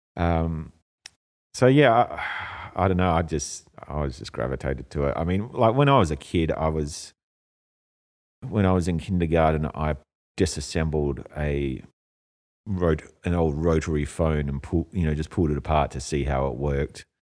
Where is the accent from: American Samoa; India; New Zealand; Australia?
Australia; moved away as an adult; also born or lived in Europe; now in Hong Kong; I grew up in Australia, it's closer to home